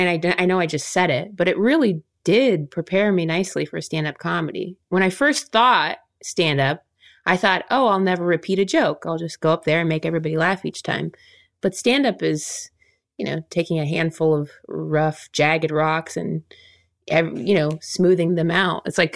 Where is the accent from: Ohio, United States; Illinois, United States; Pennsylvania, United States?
Ohio, United States; Like for us growing up in Ohio, Will and I did the humorous interpretation category.